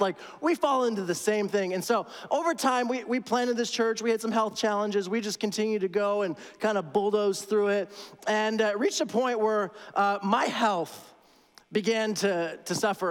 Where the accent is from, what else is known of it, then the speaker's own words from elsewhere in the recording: Toronto, Ontario, Canada; moved away; I'm from Toronto